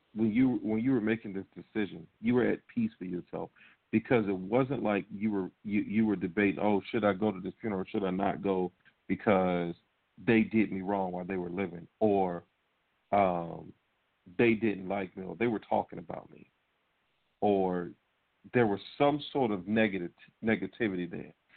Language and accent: English; Norfolk, Virginia, United States; the Norfolk Scope, a big arena in my hometown